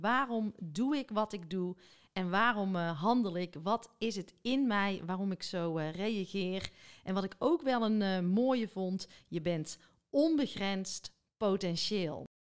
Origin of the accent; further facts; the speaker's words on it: Biezenmortel, North Brabant, Netherlands; ik kom uit Biezenmortel, tenminste daar liggen mijn roots, mijn lage schoolperiode